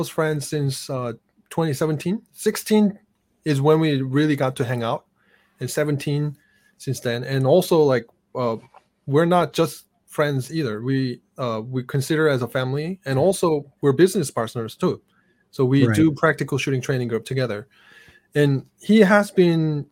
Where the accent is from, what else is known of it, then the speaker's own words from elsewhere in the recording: South Korea; now in United States; I grew up in South Korea with fast internet since I was young.